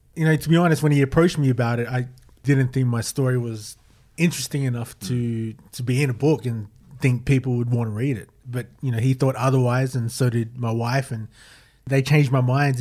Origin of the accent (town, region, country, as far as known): Queanbeyan, New South Wales, Australia; born or raised there